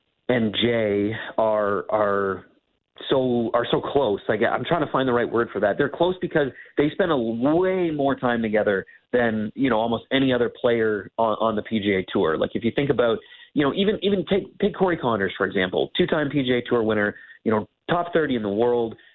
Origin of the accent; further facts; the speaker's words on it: Canada; as a Canadian